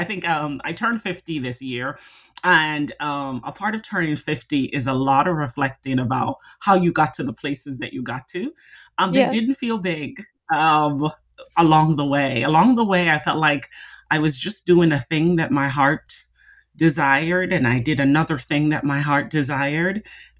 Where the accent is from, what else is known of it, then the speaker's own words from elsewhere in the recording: Jamaica; I am Jamaican, so there are lots of jokes about Jamaicans having 10 jobs.